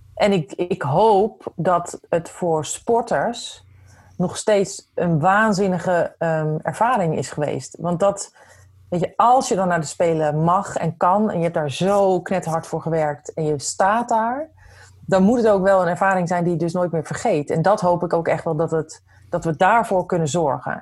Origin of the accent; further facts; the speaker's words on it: Netherlands; als Nederlanders